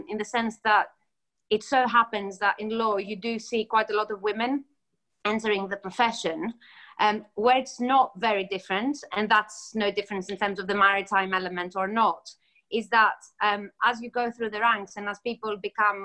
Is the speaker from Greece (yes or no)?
yes; Greece; moved away as an adult; now in United Kingdom; I come from Greece originally. I grew up in Greece and then I came over to the UK to study.